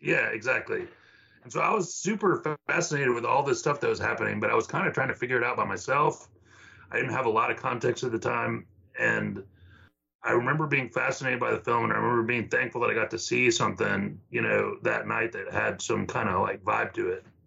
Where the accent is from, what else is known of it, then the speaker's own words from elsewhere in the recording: the Valley, Texas, United States; now in Austin, United States; I grew up in the Valley